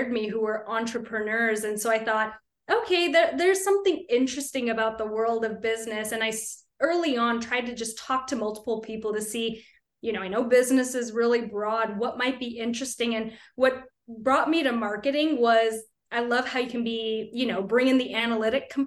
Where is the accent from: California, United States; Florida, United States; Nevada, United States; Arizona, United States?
California, United States; Bay Area; also born or lived in Sacramento, California; born and raised in the Bay Area in California